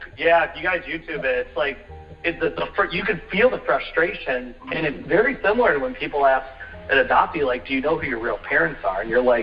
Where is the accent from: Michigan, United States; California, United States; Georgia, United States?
Michigan, United States; Detroit; also born or lived in Seoul, South Korea; I was raised in Metro Detroit